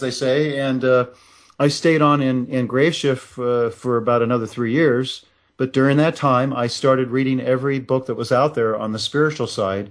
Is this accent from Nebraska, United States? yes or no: yes; Nebraska, United States; moved away; also born or lived in Russia; I left Russia and went back to my hometown and enrolled in the University of Nebraska